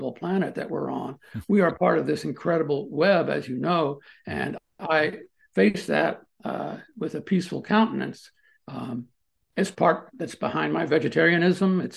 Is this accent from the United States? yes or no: yes; Maryland, United States; moved away as an adult; also born or lived in Washington, D.C. / College Park, Maryland / Boulder, Colorado / Colorado Springs, Colorado; now in Missouri, United States; I grew up there. I was born in Washington, D.C. And when I say Maryland, I mean the D.C. area